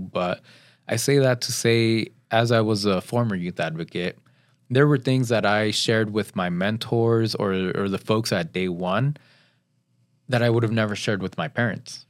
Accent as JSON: {"language": "English", "town": "Pasadena", "region": "California", "country": "United States", "tie": "born or raised there", "said": "I grew up in Pasadena"}